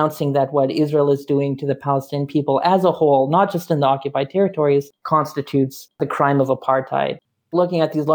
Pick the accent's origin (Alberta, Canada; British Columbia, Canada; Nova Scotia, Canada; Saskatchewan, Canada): Saskatchewan, Canada; Saskatoon; moved away; also born or lived in Ottawa; I'm originally from Saskatoon, Saskatchewan, and grew up in a very progressive Mennonite community